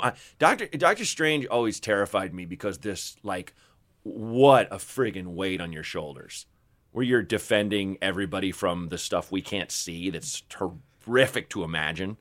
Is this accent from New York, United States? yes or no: no; Portland, Oregon, United States; I grew up in Portland, Oregon